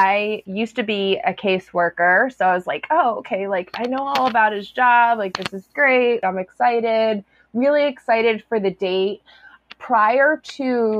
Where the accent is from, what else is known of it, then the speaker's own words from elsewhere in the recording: Woodbury Commons area, New York, United States; It was like a specific religious group that I grew up around in Woodbury Commons area